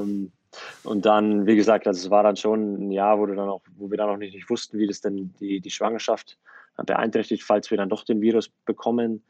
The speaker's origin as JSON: {"language": "German", "country": "Germany", "tie": "born or raised there", "moved": "yes", "lives_now": "United States", "said": "ich aufgewachsen bin in Deutschland"}